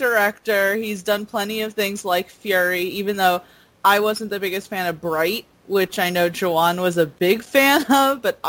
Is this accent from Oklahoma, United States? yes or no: no; Mount Vernon, New York, United States; growing up in Mount Vernon, New York, you know, that was a very diverse place.